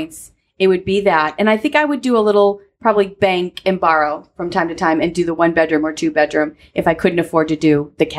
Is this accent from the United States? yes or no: yes; New England, United States; now in Central Florida, United States; I live in Central Florida. I'm from New England